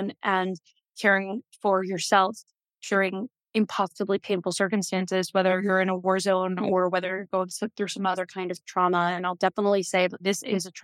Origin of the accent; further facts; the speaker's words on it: New York, United States; moved away as an adult; now in Tel Aviv, Israel; I was raised in New York